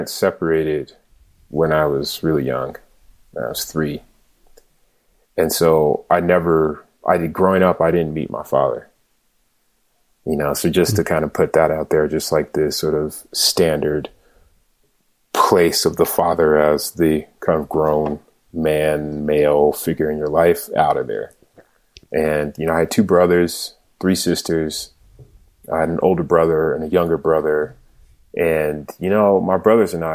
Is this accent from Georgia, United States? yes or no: no; Denver, Colorado, United States; also born or lived in Aurora, Colorado; I grew up in Colorado. Grew up in Denver, grew up in Aurora